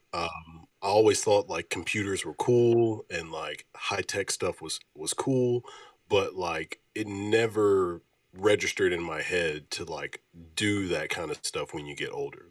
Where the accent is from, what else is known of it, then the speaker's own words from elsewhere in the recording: Oneonta, Alabama, United States; now in Memphis, United States; I'm from Oneonta, Alabama.